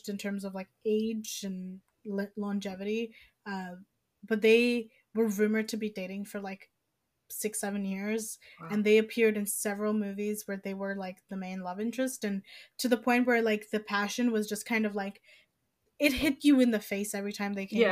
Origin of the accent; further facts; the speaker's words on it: United States; I'm an American